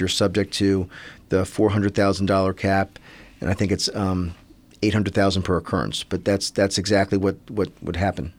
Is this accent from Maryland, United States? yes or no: yes; Silver Spring, Maryland, United States; I grew up in Silver Spring, Maryland